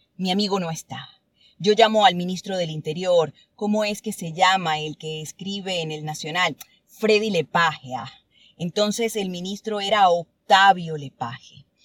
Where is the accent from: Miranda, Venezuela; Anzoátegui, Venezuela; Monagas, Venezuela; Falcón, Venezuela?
Falcón, Venezuela; Churuguara; moved away; also born or lived in Caracas; Churguara. mi pueblo.